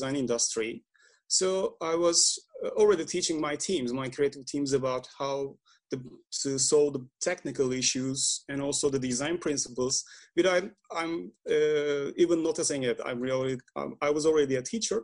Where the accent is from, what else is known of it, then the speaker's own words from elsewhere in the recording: Istanbul, Turkey; I'm from Istanbul, Turkey